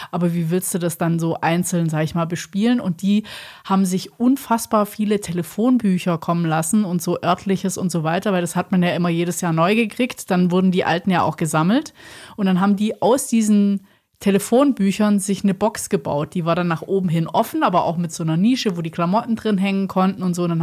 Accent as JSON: {"language": "German", "region": "Baden-Württemberg", "country": "Germany", "said": "ich bin ja auch Schwäbin."}